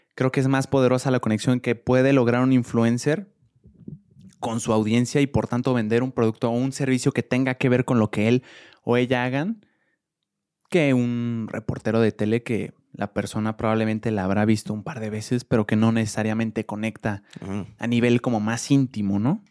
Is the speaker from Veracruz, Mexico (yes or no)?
no; Mexico City, Mexico; somos los primeros capitalinos